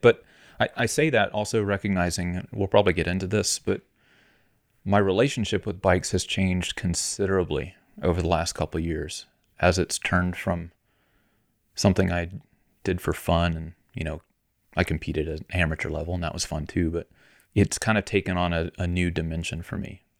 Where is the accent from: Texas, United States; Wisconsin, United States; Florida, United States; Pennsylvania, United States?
Florida, United States; moved away as an adult; now in Colorado, United States; I grew up in Florida.